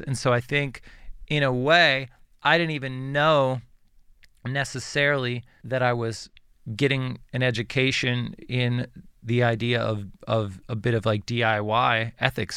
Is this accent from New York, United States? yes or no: no; Western Pennsylvania, United States; I grew up in Western Pennsylvania